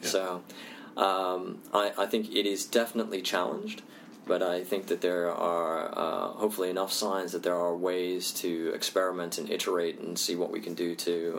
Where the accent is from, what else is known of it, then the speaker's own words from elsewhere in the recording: Indonesia; also born or lived in India; you know, I'm Indian, I also grew up in Indonesia